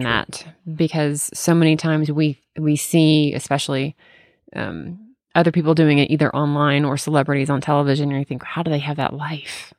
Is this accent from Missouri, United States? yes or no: no; Memphis, Tennessee, United States; I grew up in Memphis, Tennessee.